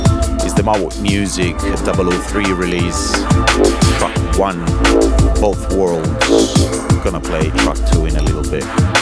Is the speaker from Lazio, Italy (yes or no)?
yes; Rome, Lazio, Italy; my hometown Rome